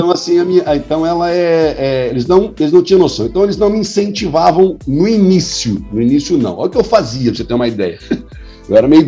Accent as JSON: {"language": "Portuguese", "town": "Campo Limpo Paulista", "region": "São Paulo", "country": "Brazil", "said": "eu falei, ó, sou de Campo Limpo Paulista, eu jogo amador lá, eu sou goleiro, jogo futebol de salão faz um tempo já."}